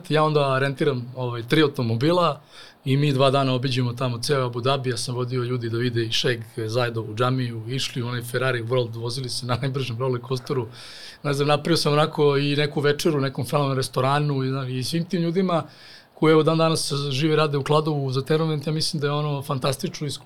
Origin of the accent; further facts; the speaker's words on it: Serbia; mi Srbi